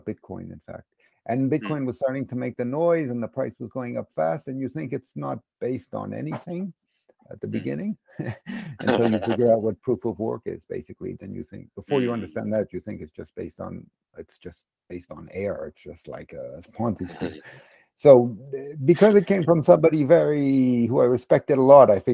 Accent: United States; also born or lived in London; now in Switzerland; I grew up in America, but I've lived in mostly in Switzerland and also in London for several years

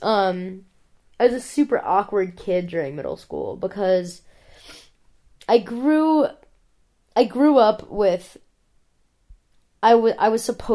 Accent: an hour outside of Cleveland, Ohio, United States; I grew up in Ohio. I didn't grow up in Columbus or Cleveland. I grew up an hour outside of Cleveland

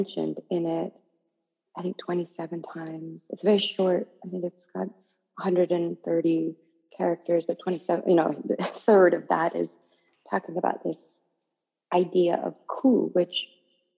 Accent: Okayama, Japan; also born or lived in Northern California, United States; now in New York, United States; the temple that I grew up in Okayama

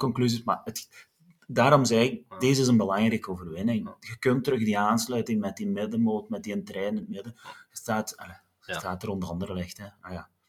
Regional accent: Wilderen, Flanders, Belgium; mensen die mij kennen weten dat ik van Wilderen afkomstig ben

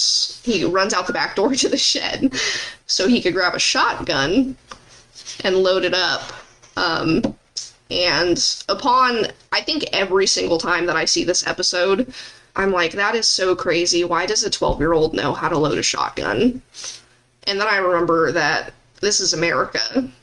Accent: Arizona, United States; born or raised there

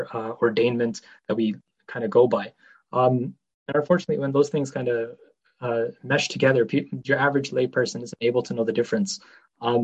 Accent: Ontario, Canada; I'm not like from Pakistan by any means. I've born here, raised here

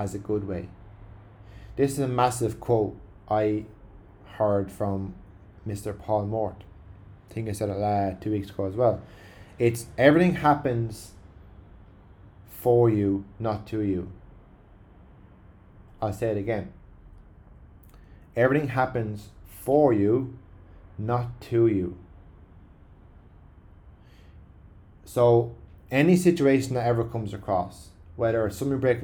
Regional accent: Ireland; As Irish people

